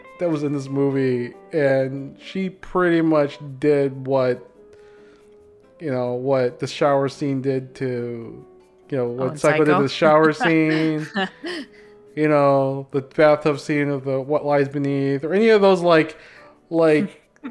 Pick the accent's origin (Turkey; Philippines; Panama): Philippines